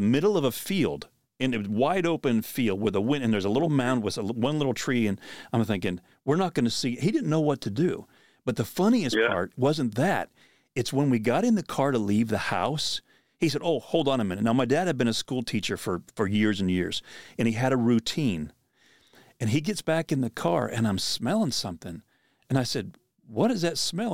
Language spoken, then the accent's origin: English; Pennsylvania, United States; moved away; back where I grew up in Pennsylvania